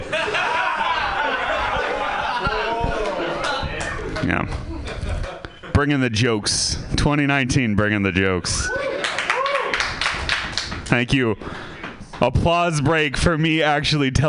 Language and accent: English; Sebastopol, California, United States; I'm from Sebastopol